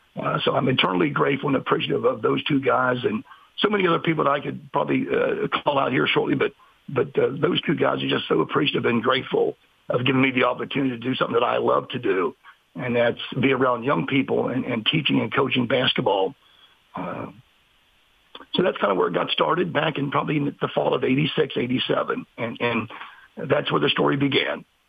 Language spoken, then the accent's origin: English; Parkersburg, West Virginia, United States; moved away as an adult; also born or lived in Glenville, West Virginia; now in Martinsburg, United States; I'm originally from Parkersburg, West Virginia